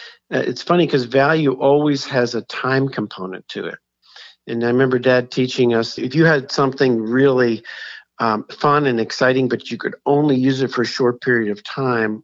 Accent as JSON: {"language": "English", "town": "Philadelphia", "region": "Pennsylvania", "country": "United States", "tie": "born or raised there", "said": "I grew up in Philadelphia"}